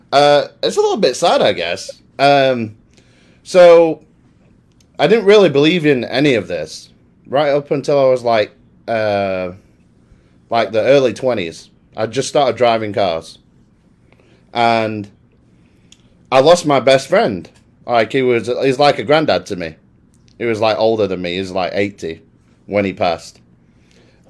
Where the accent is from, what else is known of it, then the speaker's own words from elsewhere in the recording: Worksop, East Midlands, United Kingdom; now in Dallas, United States; I'm originally from a little town called Worksop